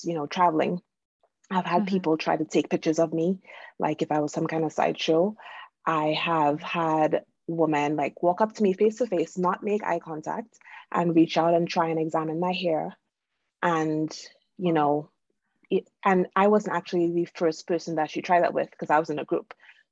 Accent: Trinidad & Tobago; moved away; I am originally from Trinidad and Tobago in the Caribbean.

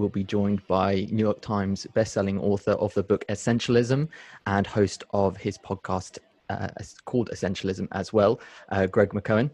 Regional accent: United Kingdom; born and brought up in a society like I am from Britain, but my family's not, my grandparents weren't

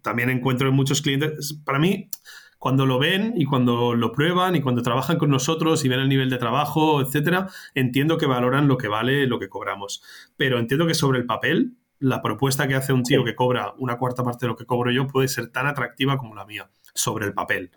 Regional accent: Barcelona, Catalonia, Spain; moved away as an adult; yo soy de Barcelona, yo nací en Barcelona, pero he estado mucho tiempo fuera

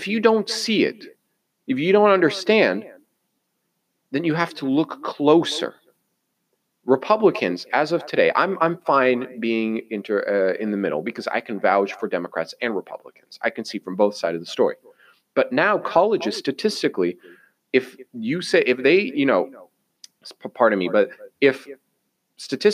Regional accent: United States; I am American.

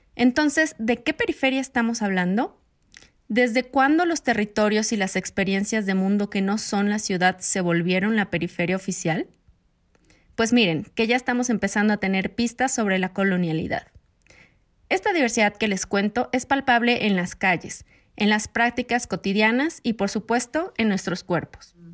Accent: Mexico; yo también soy de México.

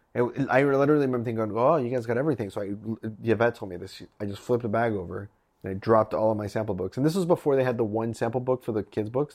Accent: Nebraska, United States; I'm from Nebraska.

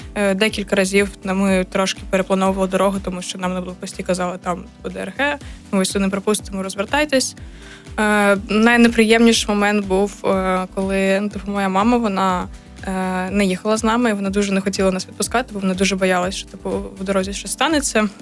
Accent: Kyiv, Ukraine; moved away as an adult; now in Chernivtsi, Ukraine; я з Києва, я навчаюсь КПІ

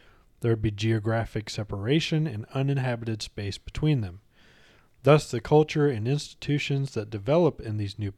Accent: United States; Because I'm American.

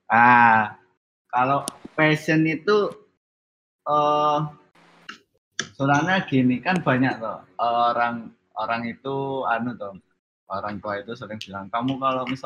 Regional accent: Surabaya, East Java, Indonesia; now in Yogyakarta, Indonesia; Saya asalnya Surabaya, tapi saat ini tinggal di Yogyakarta.

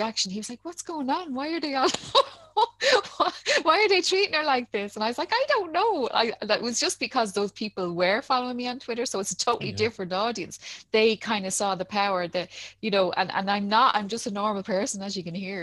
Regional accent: Dublin, Leinster, Ireland; also born or lived in Ballymun, Dublin; I grew up in Talla.

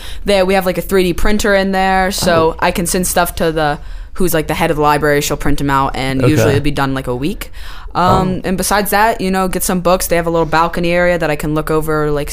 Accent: Chattanooga, Tennessee, United States; I'm in the 8th grade at Macaulay. I'm from Chattanooga, obviously.

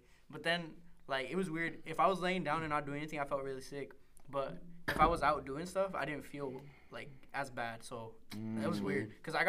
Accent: Mexico; moved away; I was born in Mexico

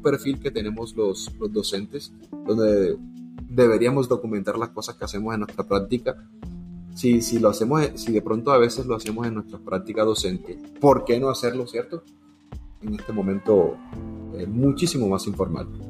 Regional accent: Montería, Córdoba, Colombia; moved away as an adult; now in Sincelejo, Colombia; Yo me, nací, me crié en Montería

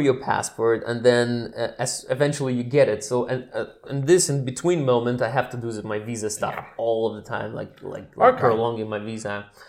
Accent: Transnistria, Moldova; English is a second language; moved away as an adult; now in Poland; I'm coming from Transnistria, which is like what's in English called Transnistria. In Russian, we call it Pridnistrovye.

